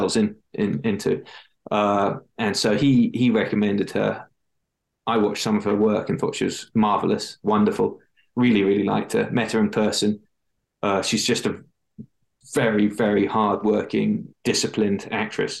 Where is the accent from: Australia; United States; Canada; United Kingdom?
United Kingdom; England; I'm from England